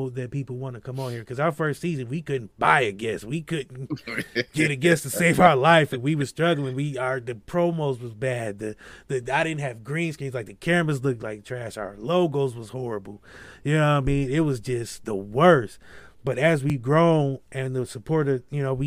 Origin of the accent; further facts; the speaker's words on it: Akron, Ohio, United States; I grew up in Akron